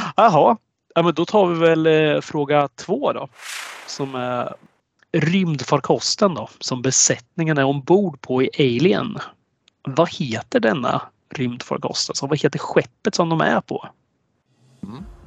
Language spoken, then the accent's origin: Swedish; Östergötland, Sweden; born or raised there